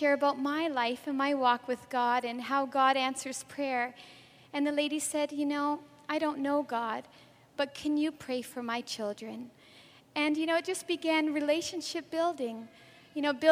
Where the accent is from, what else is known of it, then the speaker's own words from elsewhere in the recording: Canada; I'm actually from Canada